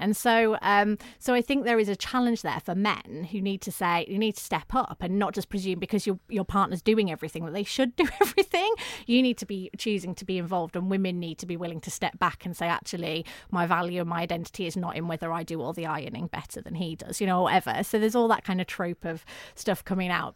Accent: the north of England, United Kingdom; accent: northern; I'd grown grown up in, in the north of England, you may be able to tell from my accent

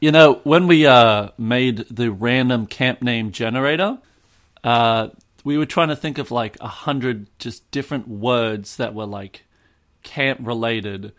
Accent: Australia; I'm Australian.

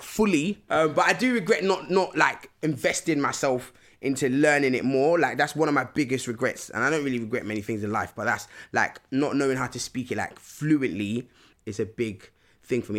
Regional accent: London, United Kingdom; growing up in London, it's just It's quite loud

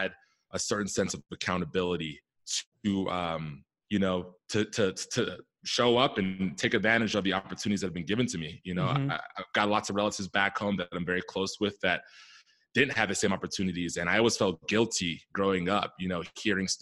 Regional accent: Silver Spring, Maryland, United States; I grew up out east in the DC area on the Maryland side in Silver Spring, Maryland

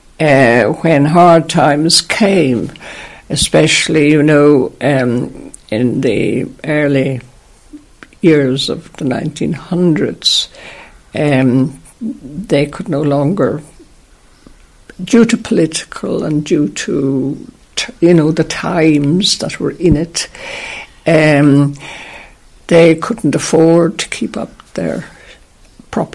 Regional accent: Ireland; we always thought of ourselves as Irish

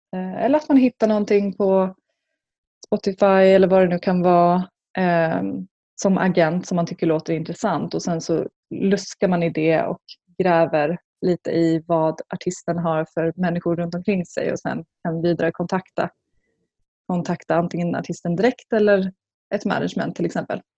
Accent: Skinnskatteberg, Västmanland, Sweden; en by som heter Skinnskatteberg i Bergslagen. Jag kommer därifrån

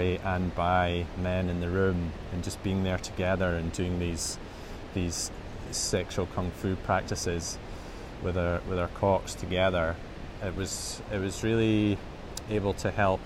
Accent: Edinburgh, Scotland, United Kingdom; in my early 20s when I was growing up in Edinburgh

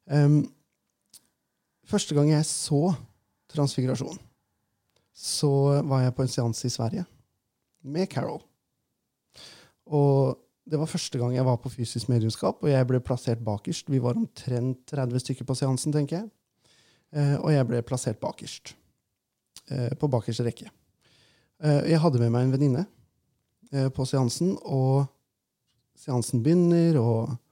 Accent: Innlandet, Norway; accent: Valdres dialect; Eh, og for jeg er jo fra Valdres, ikke sant?

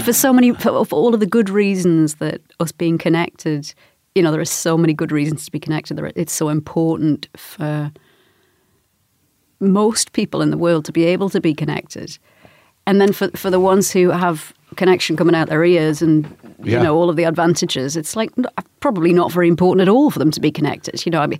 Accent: Newcastle, North East England, United Kingdom; Newcastle, northeast of England.

